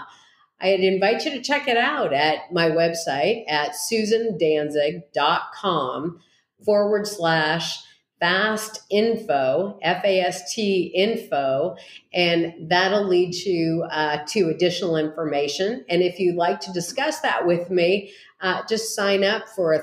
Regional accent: East Bay, San Francisco Bay Area, California, United States; I hail from the East Bay and the San Francisco Bay Area

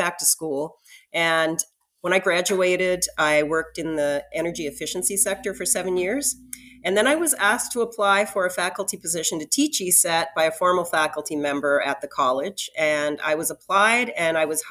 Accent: Annapolis Valley, Nova Scotia, Canada; When I was young, I grew up in the Annapolis Valley, and I grew up on a farm

